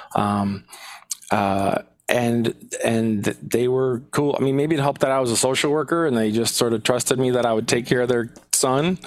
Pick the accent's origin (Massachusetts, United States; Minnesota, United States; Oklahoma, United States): Minnesota, United States; Minneapolis; now in Madison, United States; I grew up in South Minneapolis